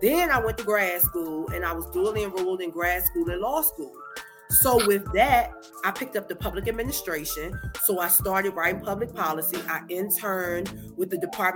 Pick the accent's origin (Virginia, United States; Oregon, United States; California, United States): Virginia, United States; Danville; my hometown of Danville, Virginia